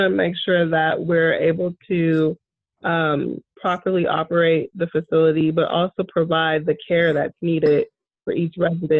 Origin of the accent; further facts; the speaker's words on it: Boston, Massachusetts, United States; I grew up in Boston, Massachusetts